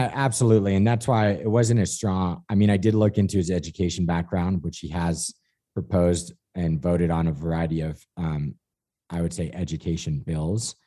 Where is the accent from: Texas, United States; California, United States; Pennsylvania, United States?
California, United States; me as the Californian